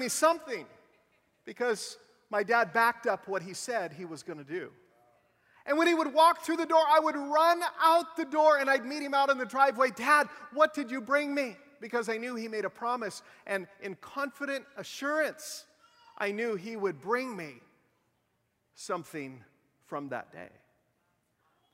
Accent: Western Washington, United States; I was raised in Western Washington

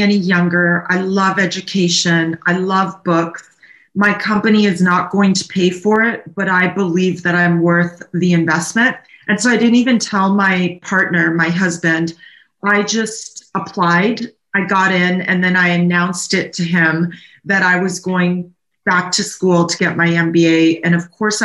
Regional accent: Naples, Campania, Italy; also born or lived in Canada; now in California, United States; I'm from Naples, Italy

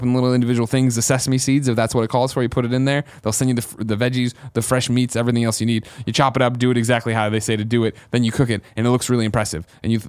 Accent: New England, United States; I'm from New England.

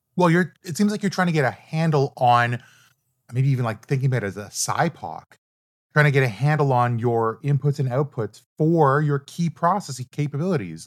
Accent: Canada; also born or lived in Toronto; I'm Canadian, we use Celsius

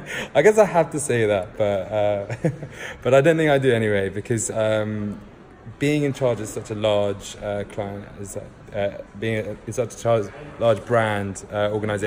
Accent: London, United Kingdom; also born or lived in Salisbury; I was actually born in Salisbury, not London, where I actually ended up living for the most of my childhood. But so I'm from London

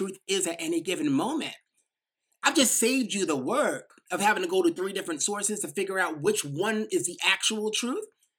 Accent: New York, United States; accent: little New York accent; I might have this little New York accent

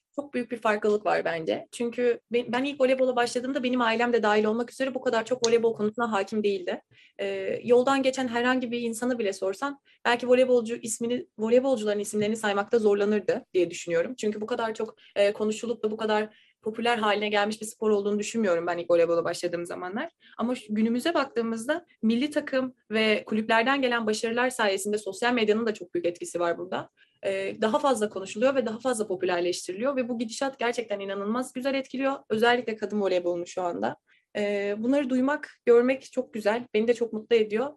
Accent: İzmir, Turkey; moved away as an adult; also born or lived in Dallas, Texas; now in Tallahassee, United States; voleybolcuyum ve İzmirliyim.

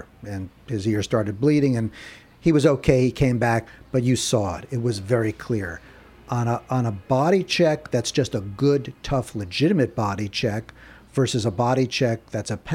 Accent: New York, United States; now in Atlanta, United States; I'm living in Atlanta now. I'm from New York

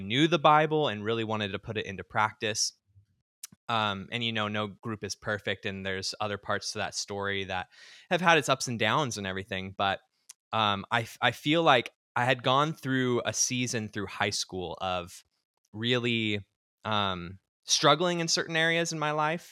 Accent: Southern California, United States; now in Seattle, United States; I grew up in the Churches of Christ, what we call the Main Line or traditional Churches of Christ, um, down in Southern California

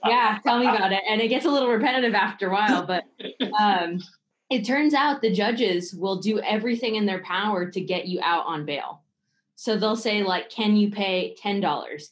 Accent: Bay Area, California, United States; I grew up in the Bay Area.

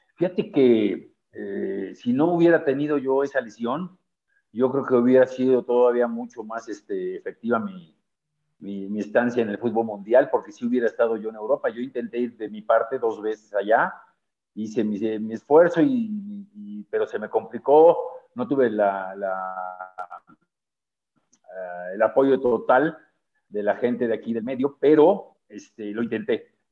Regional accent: Mexico City, Mexico; nosotros crecimos aquí en la colonia Nápoles

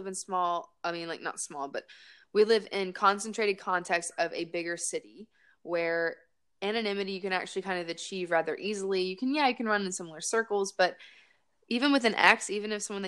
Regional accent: Raleigh, North Carolina, United States; also born or lived in Winston-Salem, North Carolina; my homegirls from growing up in Raleigh

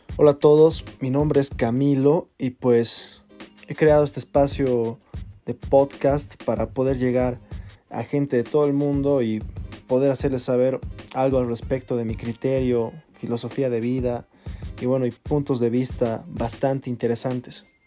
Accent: Bolivia; also born or lived in Chile; radico en Bolivia soy chileno, pero vivo acá casi toda mi vida

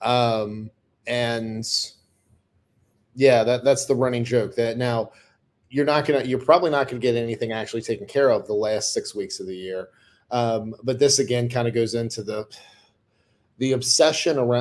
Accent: United States

